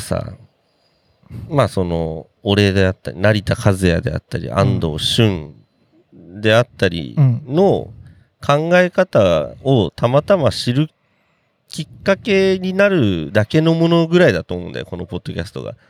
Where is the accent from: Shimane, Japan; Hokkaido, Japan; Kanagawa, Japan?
Kanagawa, Japan; Yokohama; 僕ら浜っ子ですのでね。